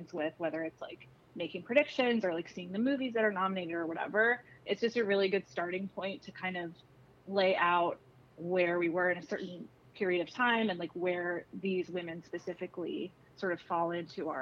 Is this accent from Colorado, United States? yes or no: no; Columbus, Ohio, United States; moved away; also born or lived in Cincinnati, Ohio; I grew up in Columbus, Ohio, born in Cincinnati, so lived a good 18 years there.